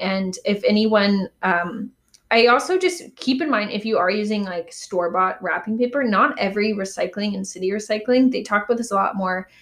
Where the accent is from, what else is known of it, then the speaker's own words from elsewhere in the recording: Calgary, Alberta, Canada; now in Vancouver, Canada; I've always gone home to my hometown of Calgary for every Christmas since moving to Vancouver.